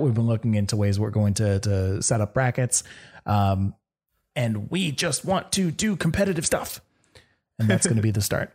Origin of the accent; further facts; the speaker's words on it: Canada; me being from Canada